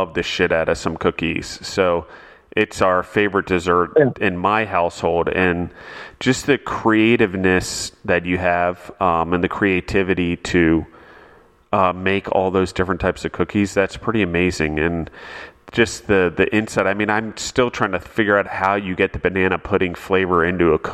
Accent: East Coast, United States; now in Colorado, United States; up north, I grew up on the East Coast

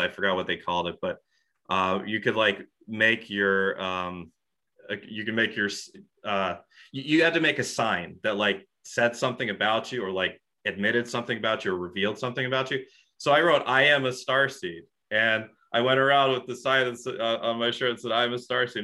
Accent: Rochester, New York, United States; also born or lived in Buffalo, New York; I'm from Rochester, New York

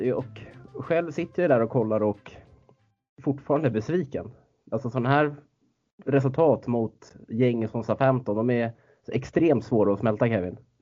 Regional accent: Stockholm, Stockholm County, Sweden; moved away as an adult; now in Norrbotten, Sweden; Man är inte bortskämd med den liksom som stockholmare

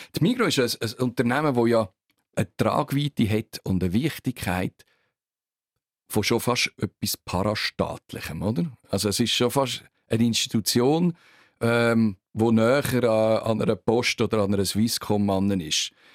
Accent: Zug, Switzerland; ich komme aus dem Kanton Zug

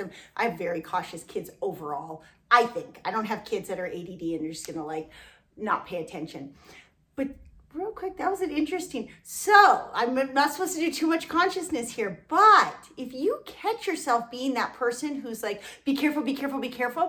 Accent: Southern California, United States; moved away; we're from Southern California and had barely traveled

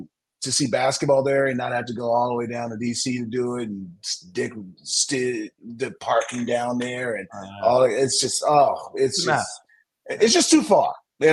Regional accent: San Diego, California, United States; I'm from San Diego.

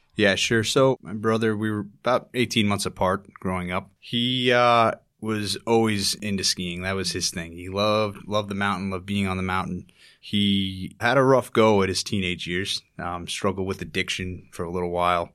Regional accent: Tahoe City, California, United States; moved away as an adult; also born or lived in Squaw Valley, California; now in New York City, United States; I grew up in North Lake Tahoe, California. mainly small communities named Tahoe City and Squaw Valley

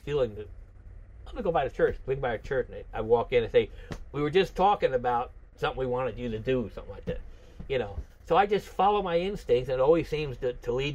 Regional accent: Matawan, New Jersey, United States; moved away as an adult; I'm from New Jersey originally

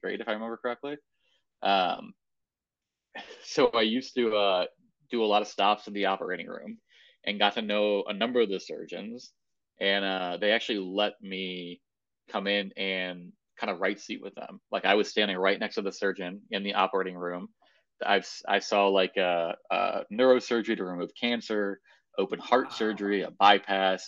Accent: right outside of Hartford, Connecticut, United States; moved away; also born or lived in Boston; I was born and raised in New England in Connecticut, right outside of Hartford. Yep. Good old New England boy.

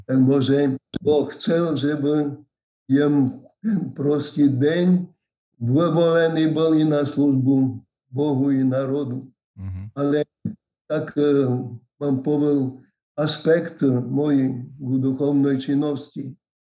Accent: Medvedie, Prešov Region, Slovakia; Moje rodné selo je Medvedie.

